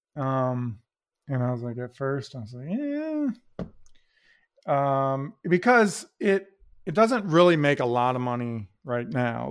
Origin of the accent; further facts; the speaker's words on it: Toledo, Ohio, United States; we're from Toledo